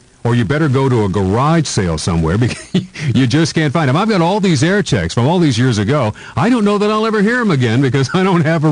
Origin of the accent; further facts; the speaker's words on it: El Dorado, Arkansas, United States; moved away; a young boy growing up in El Dorado, Arkansas